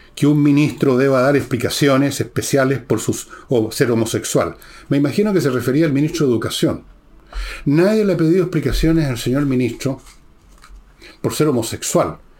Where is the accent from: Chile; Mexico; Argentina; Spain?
Chile; me siento chileno. Y en segundo lugar o tercer lugar, siento que vengo de una familia, por un lado, francesa, por otro lado, un poco italiano, alemanes, pero soy chileno